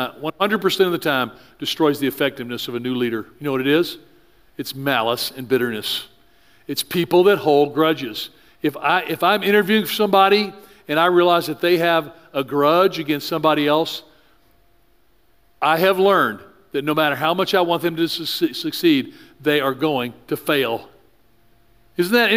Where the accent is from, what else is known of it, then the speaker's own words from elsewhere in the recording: the South, United States; I grew up in the South.